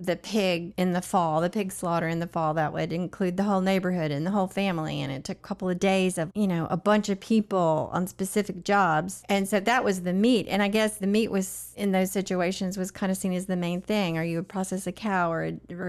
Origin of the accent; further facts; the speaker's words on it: Northeast Tennessee, United States; I grew up in Northeast Tennessee, which is Southern Appalachia, so to speak